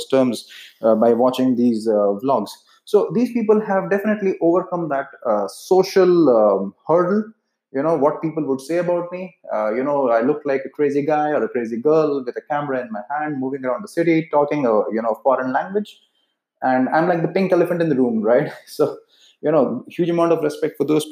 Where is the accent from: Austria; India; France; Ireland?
India; accent: Indian; Being from India, my accent is pretty much Indian